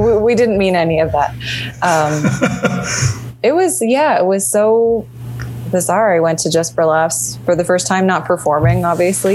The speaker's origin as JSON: {"language": "English", "town": "Calgary", "region": "Alberta", "country": "Canada", "also_born_or_lived": "Toronto", "moved": "as an adult", "lives_now": "Los Angeles, United States", "said": "I'm from Calgary"}